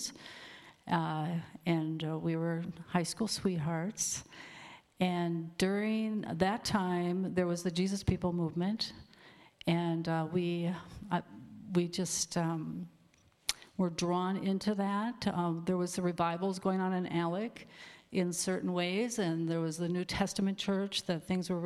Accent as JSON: {"language": "English", "town": "Alexandria", "region": "Minnesota", "country": "United States", "tie": "born or raised there", "said": "I was born in Alexandria, Minnesota, back in the 50s"}